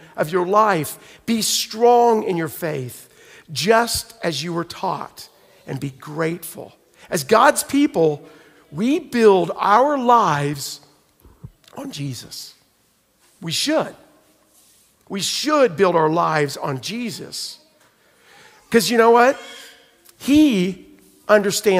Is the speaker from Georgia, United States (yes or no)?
no; Oklahoma, United States; moved away; I'm from Oklahoma, so we get like sliding into snow and ice